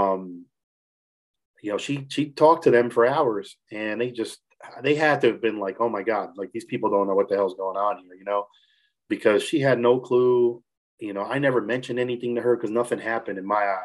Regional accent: New Jersey, United States; moved away as an adult; now in Morgantown, United States; I'm originally from Jersey

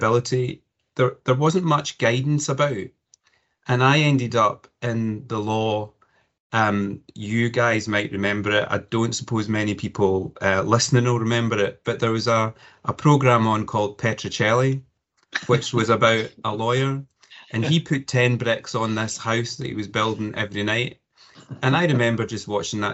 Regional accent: Cumbernauld, Scotland, United Kingdom; So I was born and educated in Cumbernauld, not far from Glasgow.

